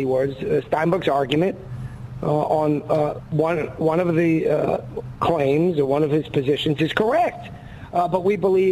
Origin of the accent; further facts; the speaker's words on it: New York, United States; accent: New York; now in Little Rock, United States; I sound like I'm from northeast Arkansas, very northeast, also known as New York.